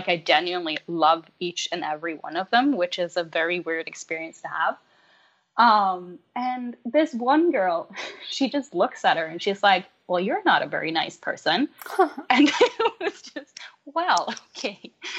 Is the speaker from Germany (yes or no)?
no; Norway; first language Norwegian; English is a second language; So obviously my mother tongue is Norwegian, but I teach in English.